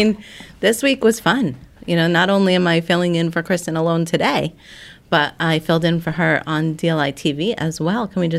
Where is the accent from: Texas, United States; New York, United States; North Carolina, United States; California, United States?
New York, United States; Bay Shore; born or raised there